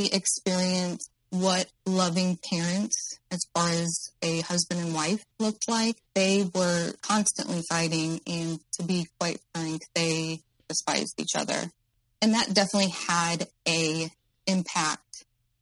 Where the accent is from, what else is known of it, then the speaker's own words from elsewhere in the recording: Midwest, United States; I'm in the Midwest, by the way, my hometown